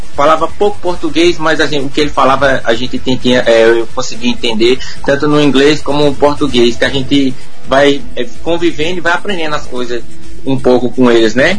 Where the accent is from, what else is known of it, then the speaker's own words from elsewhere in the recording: Juazeiro, Bahia, Brazil; also born or lived in São Paulo; nascido dia 25 do 11 de 1984, na cidade de Juazeiro, nasci na Promato. Aos 4 anos de idade perdi meu pai e avô, fui morar em São Paulo, retornei para Juazeiro da Bahia